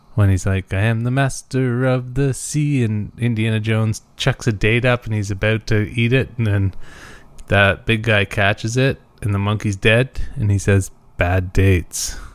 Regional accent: Muskoka, Ontario, Canada; I'm from Muskoka

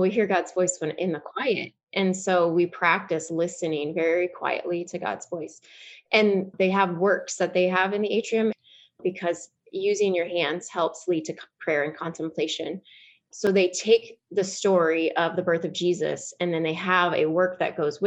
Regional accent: Lincoln, Nebraska, United States; also born or lived in Kansas; now in Omaha, United States; I'm from Lincoln.

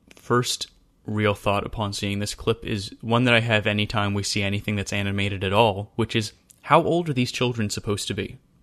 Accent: Western Maryland, United States; growing up in Western Maryland

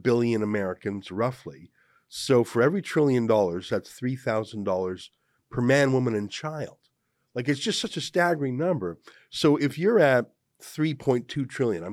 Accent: Canada; as a Canadian

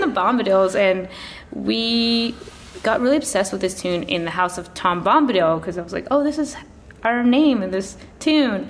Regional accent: Chilliwack, British Columbia, Canada; also born or lived in Dagenham, London, England; now in Toronto, Canada; my family moved to Canada when I was three, so I grew up mostly in a town called Chilliwack, British Columbia

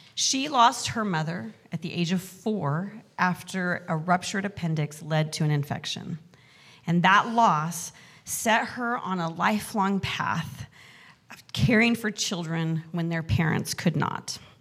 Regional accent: Mountain West, United States; moved away; also born or lived in Excelsior Springs, Missouri / Casper, Wyoming; I grew up in the Mountain West

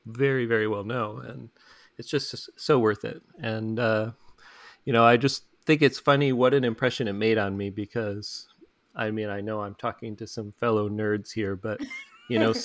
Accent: Lower Michigan, United States; I grew up in Lower Michigan, where basically everything is just flat

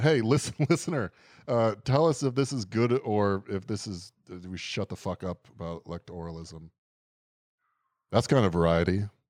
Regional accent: United States; As an American

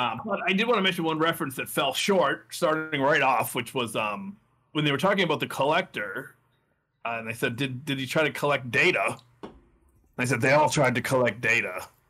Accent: Saugus, Massachusetts, United States; I am from Saugus, Massachusetts

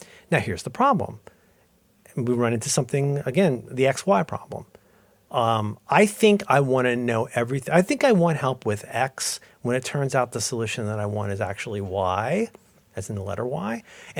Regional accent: Ohio, United States; I was a little sad because I'm a Protestant from Ohio and that's my role in life.

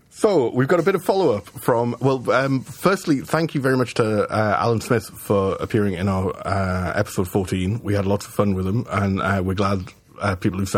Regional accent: Scotland, United Kingdom; I'm Scot. I'm I'm I'm Scot explaining to you.

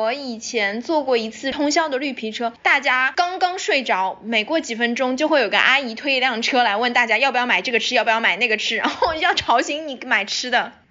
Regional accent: China; moved away; 我也是前些年回国实习了一次之后，

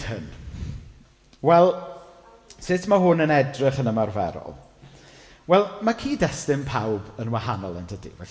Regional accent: Welsh, Wales, United Kingdom; fel Cymro

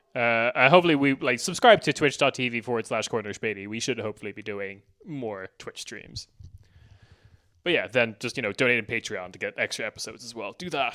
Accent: Ireland

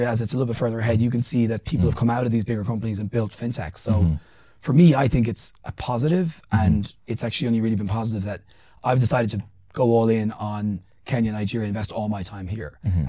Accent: Ireland; I'm an Irish person. Like, I'm not from here. You know, I stand out like a sore thumb in certain places.

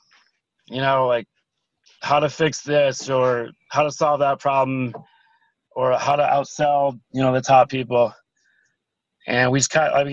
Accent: Midwest, United States; We grew up in the Midwest. Like, I grew up on a farm.

